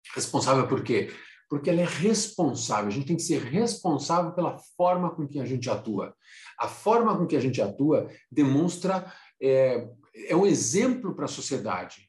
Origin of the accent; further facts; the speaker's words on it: Brazil; saí do Brasil para trabalhar em consultoria, fiquei 10 anos, viajei em muitos países, três continentes, 10 anos de consultoria. Aí, quando eu voltei para o Brasil